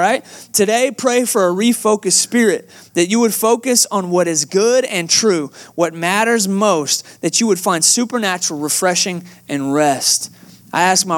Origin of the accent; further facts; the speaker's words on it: Atlanta, Georgia, United States; moved away as an adult; now in Texas, United States; I'm originally from Atlanta, Georgia